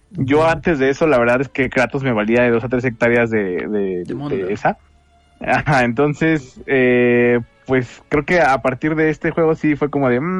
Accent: Mexico City, Mexico; chilango al fin.

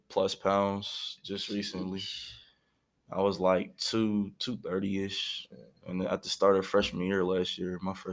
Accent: Pittsburgh, Pennsylvania, United States; born and raised in Pittsburgh, you know, moved around the city your whole life

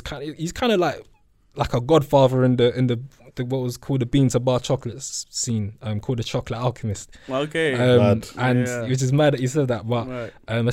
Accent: London, United Kingdom; we're two guys from South London.

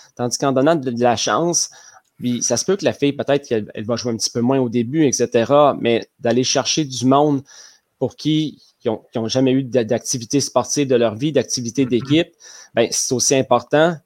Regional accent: Le Bic, Quebec, Canada; je viens du Bic, à côté de ah Rimouski, un petit village. Et c'est là que j'ai fait toutes mes études, mon cégep, mon université.

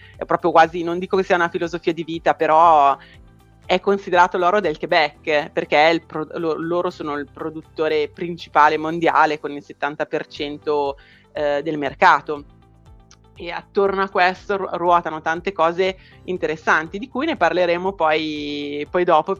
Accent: Brianza, Lombardy, Italy; io sono in Brianza, a pochi chilometri da Milano

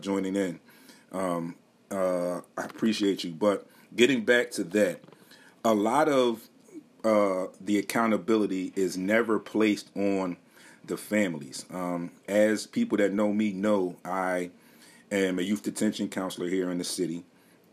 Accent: Philadelphia, Pennsylvania, United States; me also being a Philadelphia native and still currently living here

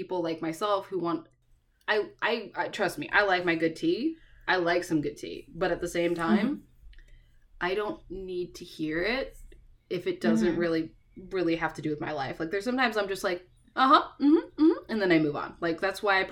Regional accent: Northeast, United States; moved away; we're from the Northeast

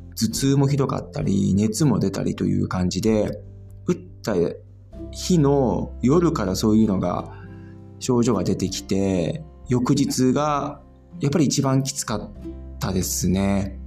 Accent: Japan; moved away as an adult; now in Germany; 僕自身は、やっぱり日本で生まれて育ってきて

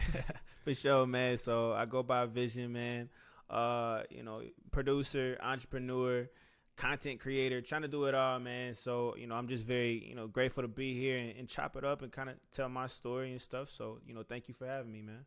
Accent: Cincinnati, Ohio, United States; moved away as an adult; now in Atlanta, United States; I was from Cincinnati

